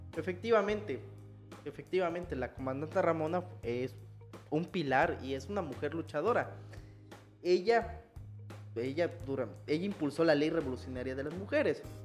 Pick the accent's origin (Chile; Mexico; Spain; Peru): Mexico; Chiapas; nosotros como mexicanos o chiapanecos